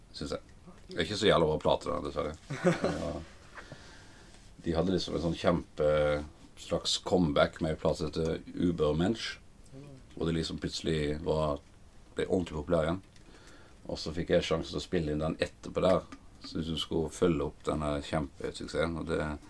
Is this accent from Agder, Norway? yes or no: yes; Flekkefjord, Agder, Norway; now in Oslo, Norway; kom jeg fra Flekkefjord. Begynte eh, å spille eh, trommer i TenSing-koret The Messengers. Ungdomshallen i Flekkefjord